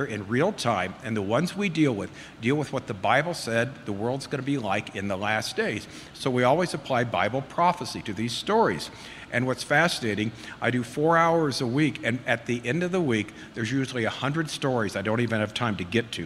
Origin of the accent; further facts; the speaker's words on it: Southern California, United States; I'm from Southern California, and I was raised there